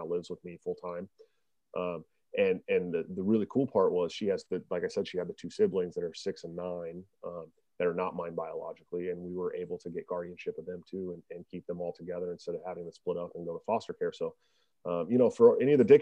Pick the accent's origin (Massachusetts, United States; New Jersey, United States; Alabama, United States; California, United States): California, United States; Oakland; moved away as an adult; now in Iowa, United States; I'm from California, born and raised